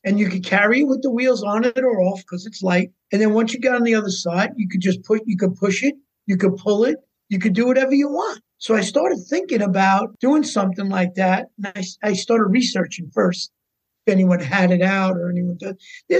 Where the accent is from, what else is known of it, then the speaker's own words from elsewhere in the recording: New York, United States; I came from New York and we played Bethpage.